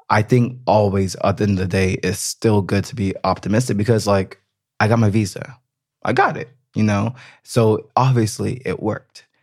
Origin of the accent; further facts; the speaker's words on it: United States; moved away as an adult; now in Berlin, Germany; I'm I'm American. You know, like at the end of the day, it's I, an identity. Yeah, thing. it is. I mean, my family lives in America. Like, I want to always be able to go back to America. You know, one day I will probably live in America again.